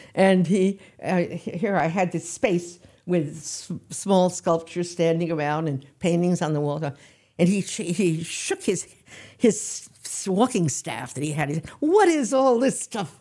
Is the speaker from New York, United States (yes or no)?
yes; New York City, New York, United States; also born or lived in Yarmouth, Maine; I was born in New York